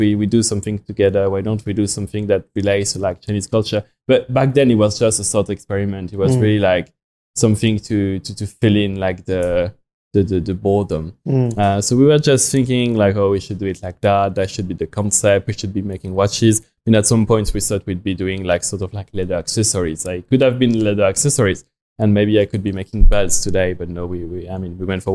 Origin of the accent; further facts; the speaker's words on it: France; English is a second language; moved away as an adult; now in China; I mean, you can hear from my accent, but I come from France.